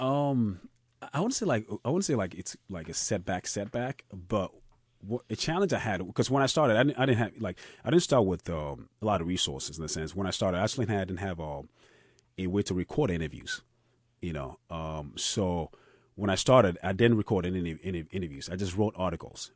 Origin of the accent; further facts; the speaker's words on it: Ghana; moved away; also born or lived in Austin, Texas; food that I grew up on, I grew up on in Ghana